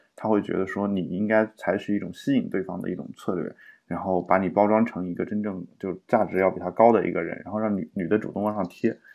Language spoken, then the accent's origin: Chinese; China